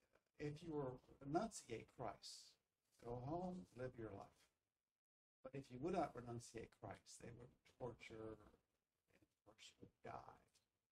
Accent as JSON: {"language": "English", "country": "United States", "said": "as an American"}